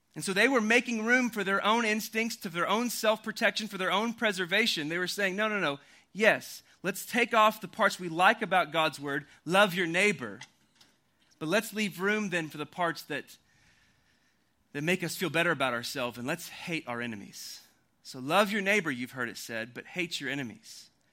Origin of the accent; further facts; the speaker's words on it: Oklahoma, United States; also born or lived in Louisville, Kentucky; now in Austin, United States; I grew up in Oklahoma and I moved to Austin, Texas about three and a half years ago from Louisville, Kentucky